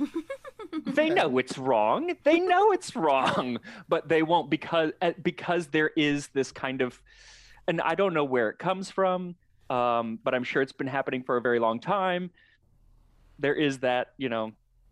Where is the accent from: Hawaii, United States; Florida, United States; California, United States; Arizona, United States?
Arizona, United States; Phoenix; I grew up in Phoenix